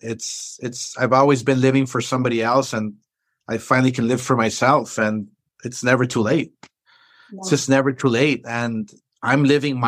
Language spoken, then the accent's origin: English; Los Angeles, California, United States; I'm this kid from East